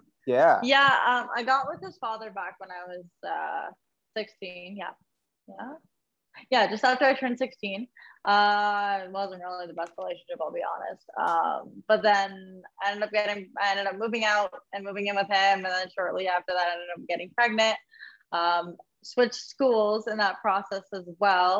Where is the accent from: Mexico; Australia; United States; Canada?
Canada; St. Catharines, Ontario; born and raised in St. Catharines, Ontario. I've never been anywhere else.